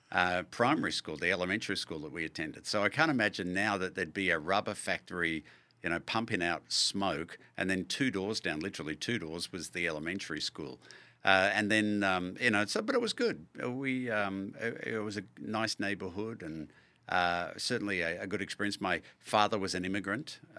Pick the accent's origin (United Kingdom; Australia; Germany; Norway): Australia; Melbourne, Victoria; moved away as an adult; now in Kansas City, United States; we lived in a um, industrial area in Melbourne near um, Monash University in Clayton, but there was just five houses down a rubber factory, and next to that a uh, a printing factory.